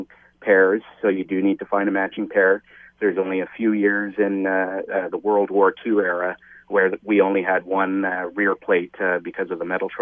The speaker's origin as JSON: {"language": "English", "region": "Eastern Ontario", "country": "Canada", "said": "I'm from Eastern Ontario myself."}